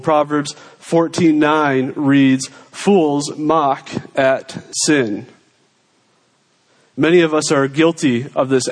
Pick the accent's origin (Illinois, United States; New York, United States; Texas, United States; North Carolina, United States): New York, United States; I am a New Yorker.